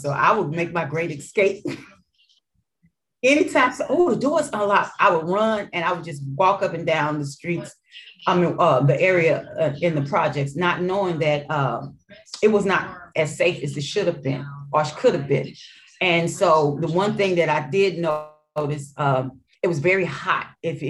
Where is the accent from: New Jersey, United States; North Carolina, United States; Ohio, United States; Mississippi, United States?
Mississippi, United States; accent: Mississippi accent; So I had an accent. So it was a Mississippi accent mixed in with Arkansas and my hood accent.